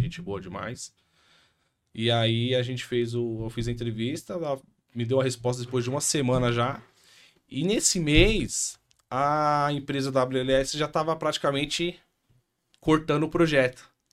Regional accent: São Paulo, Brazil; also born or lived in Itaquera, Zona Leste, São Paulo; sou aqui de São Paulo

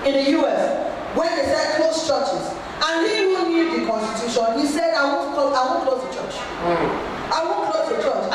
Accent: Kaduna State, Nigeria; Growing up in Kaduna State, Nigeria

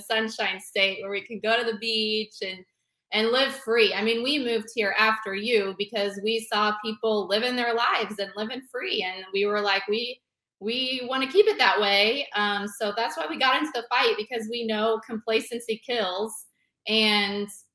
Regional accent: Olathe, Kansas, United States; moved away as an adult; now in Walton County, Florida, United States; I'm originally from Kansas City, in what I thought was a pretty conservative area

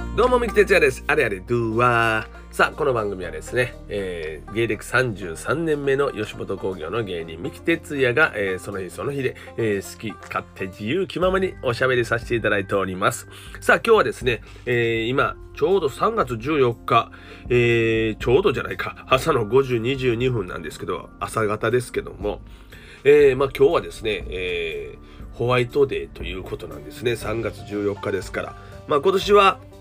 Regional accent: Osaka, Japan; 僕はね関西人です大阪人ですからね

